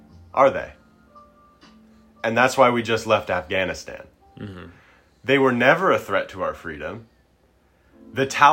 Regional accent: United States; I was born in the United States of America

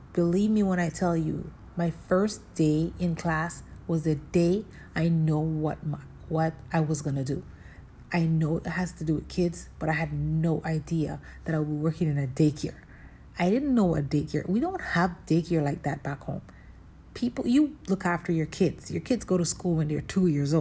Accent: Jamaica; moved away as an adult; now in Canada; I was born in Jamaica, but I currently live in Canada. I came here when I was 20 years old

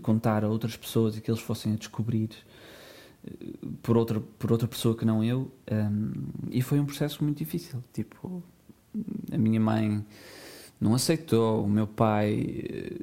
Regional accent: Portugal; nasci nos anos 90 em Portugal

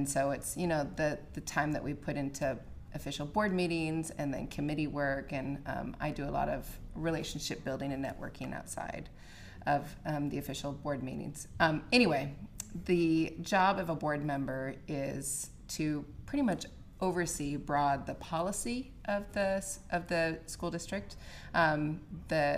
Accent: Rochester, Minnesota, United States; moved away as an adult; also born or lived in Kasson, Minnesota / Utah; now in Dayton, United States; I am from Rochester, Minnesota. I was born and raised in Rochester, Minnesota

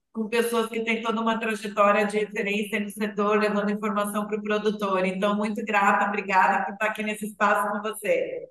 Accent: Passo Fundo, Rio Grande do Sul, Brazil; moved away; also born or lived in Europe / United States; eu sou natural de Passo Fundo, Rio Grande do Sul

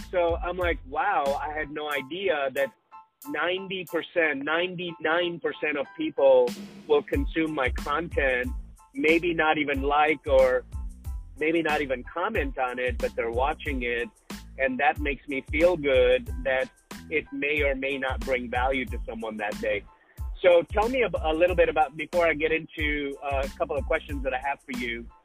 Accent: Sudbury, Ontario, Canada; I grew up in northern Canada. It's called Sudbury

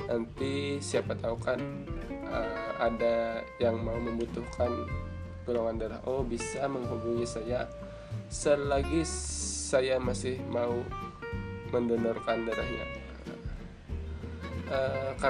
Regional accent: Barabai, South Kalimantan, Indonesia; asal saya dari Kabupaten Hulu Sungai Tengah, Kota Barabai dan Umur saya sekarang adalah 22 tahun.

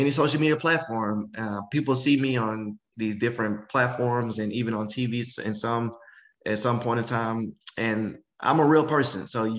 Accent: the South, United States; Oh, no, just growing up in the South, I'm super family oriented.

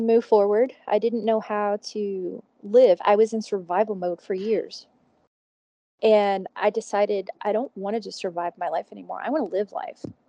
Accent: Houston, Texas, United States; moved away as an adult; now in Fort Collins, United States; I'm originally from Houston

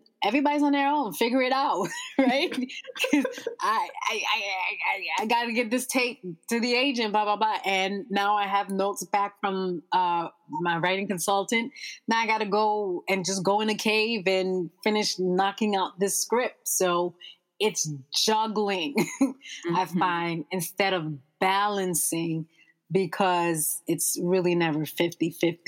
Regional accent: United States; we are firstborn American and parents of who are immigrants

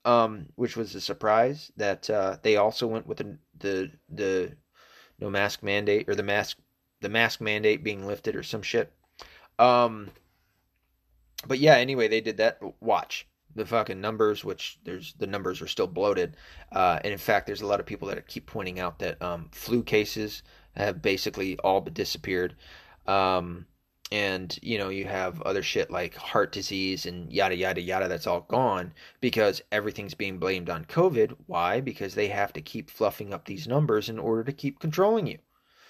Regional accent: the South, United States; accent: southern; I've lost a lot of my southern accent. I've lost a ton of it. I sound like a northerner.

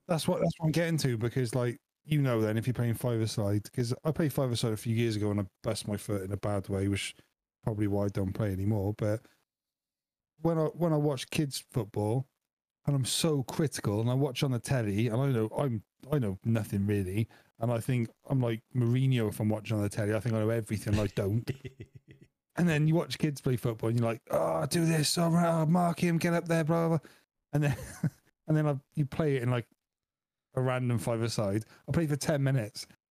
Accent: Wales, United Kingdom; I am Welsh

